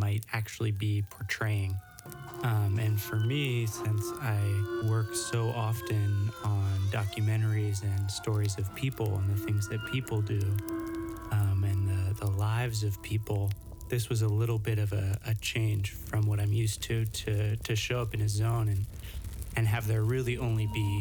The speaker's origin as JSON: {"language": "English", "town": "New Orleans", "region": "Louisiana", "country": "United States", "tie": "born or raised there", "moved": "yes", "said": "my family's from Louisiana, and I grew up partially in New Orleans."}